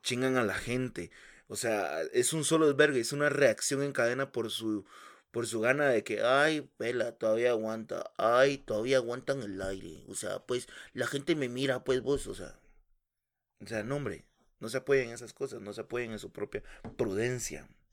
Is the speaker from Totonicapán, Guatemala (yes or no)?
no; Guatemala City, Guatemala Department, Guatemala; also born or lived in Villa Nueva; Yo crecí en la zona 18